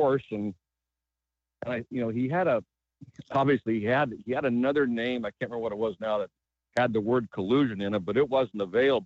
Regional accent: Pacific Northwest, United States; I'm from the Pacific Northwest and raced horses at Longacres for many years.

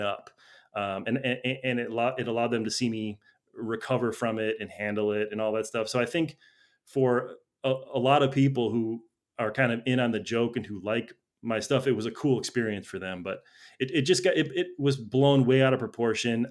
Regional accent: Chicago, Illinois, United States; moved away as an adult; now in Los Angeles, United States; I'm from Chicago originally. I moved to L A about ten years ago.

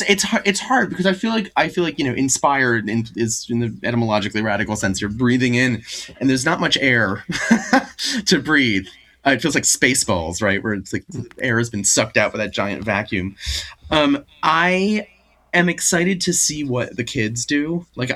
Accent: Vermont, United States; I'm from Vermont

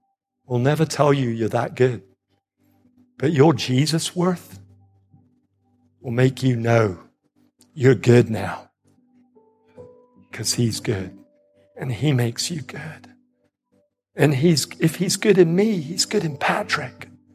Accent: Nigeria; that means he sounds an awful lot like my friends I grew up with in Nigeria.

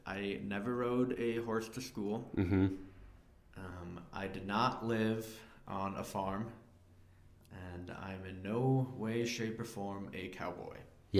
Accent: Texas, United States; also born or lived in Indiana; So I was born outside of Texas, but I've lived most of my life in Texas.

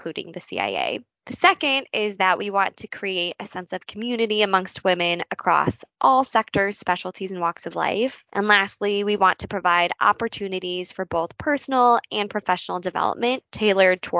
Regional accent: San Diego, California, United States; moved away as an adult; now in Chicago, United States; I grew up in San Diego, California, but Chicago has been home to me, my husband, and more recently our dog

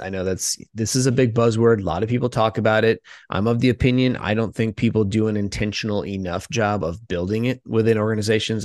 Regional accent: Midwest, United States; moved away; I'm from the Midwest

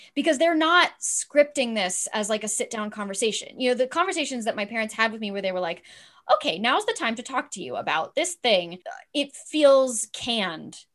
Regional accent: Los Angeles, California, United States; I grew up in Los Angeles. I was born in Cedar Sinai

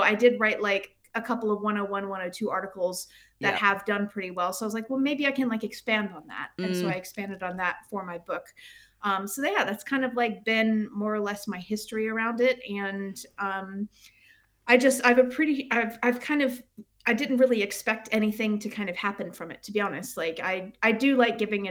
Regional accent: United States; moved away as an adult; also born or lived in United Kingdom; now in Sweden; I am an American, obviously, as you can tell, but I lived in the UK. I left America around 2010, and I lived in the UK for about 12 years, and now I live in Sweden

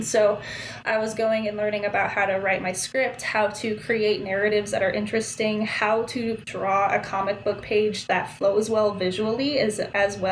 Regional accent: Los Alamos, New Mexico, United States; I grew up in Los Alamos, New Mexico.

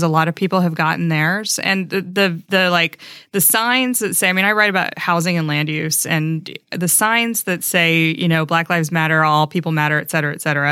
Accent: Houston, Texas, United States; moved away as an adult; also born or lived in Austin, Texas; now in Seattle, United States; I moved here from Austin and I grew up in Houston

